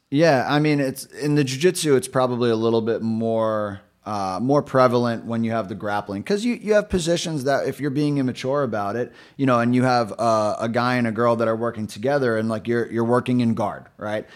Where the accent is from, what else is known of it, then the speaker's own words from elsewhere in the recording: New York City, New York, United States; now in Rhode Island, United States; I grew up in New York City, born and raised in Brooklyn.